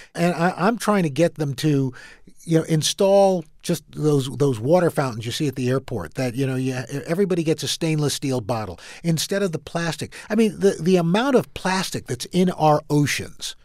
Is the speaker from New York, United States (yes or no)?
yes; New York City, New York, United States; also born or lived in Brooklyn, New York; I am from Queens, New York. I, we lived in Brooklyn for a little bit, but most of my time was, was spent in Queens.